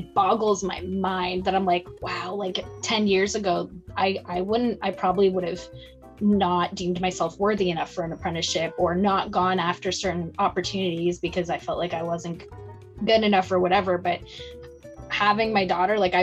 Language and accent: English; Ontario, Canada; moved away as an adult; also born or lived in Nova Scotia; now in Texas, United States; I'm from Ontario